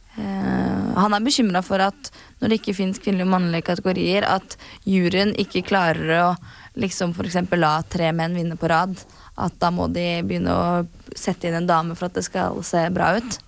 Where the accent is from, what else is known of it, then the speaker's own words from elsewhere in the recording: Norway; vi er jo fra Norge